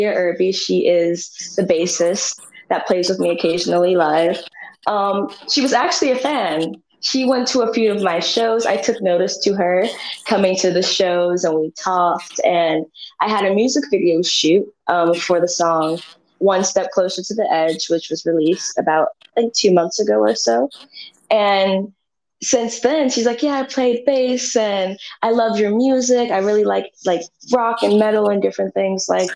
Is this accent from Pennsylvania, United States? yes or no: yes; Philadelphia, Pennsylvania, United States; moved away; also born or lived in Shaker Heights, Cleveland, Ohio; I grew up in a community in West Philadelphia that was poor